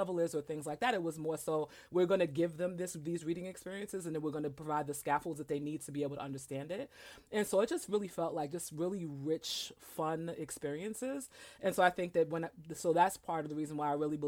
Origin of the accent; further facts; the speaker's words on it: New York City, New York, United States; I am originally from Brooklyn, New York, and I went to elementary school at this, you know, the community school